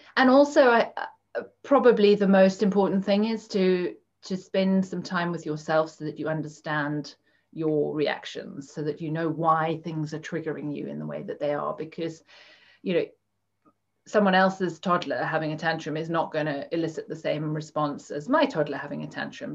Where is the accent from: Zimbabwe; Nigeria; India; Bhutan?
Zimbabwe; moved away as an adult; also born or lived in Cape Town, South Africa; now in United Kingdom; I grew up in Zimbabwe. Um, and I'm now living in the UK